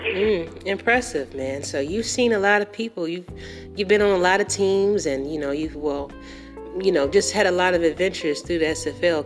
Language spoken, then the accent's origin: English; Atlanta, Georgia, United States; I'm actually from Atlanta. I'm, i live in Atlanta, Georgia, born and raised